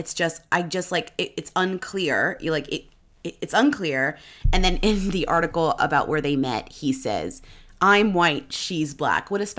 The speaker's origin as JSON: {"language": "English", "country": "Canada", "said": "I'm Canadian"}